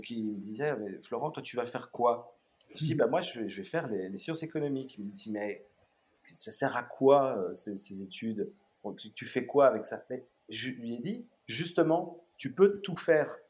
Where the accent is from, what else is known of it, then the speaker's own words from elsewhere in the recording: Brussels, Brussels-Capital Region, Belgium; also born or lived in Melbourne, Australia; je suis bruxellois d'origine. J'ai grandi juste à côté. on habitait à côté du Manneken Peace, donc vraiment centre-ville de, de, Bruxelles